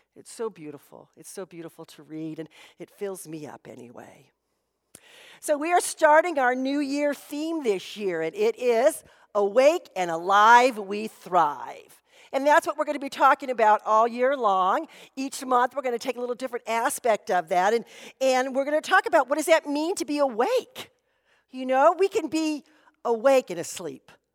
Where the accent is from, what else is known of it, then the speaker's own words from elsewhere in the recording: Anaheim, California, United States; I grew up in Anaheim and years ago, they were our home team